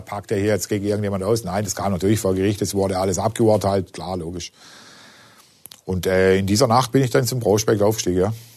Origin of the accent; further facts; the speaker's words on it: Singen, Baden-Württemberg, Germany; Ich komme ja aus Singen, das ist ja unmittelbar in der Nähe